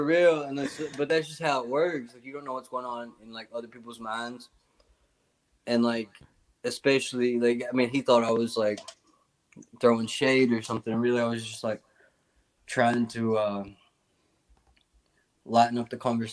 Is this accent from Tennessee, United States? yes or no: yes; Tennessee, United States; I'm from Tennessee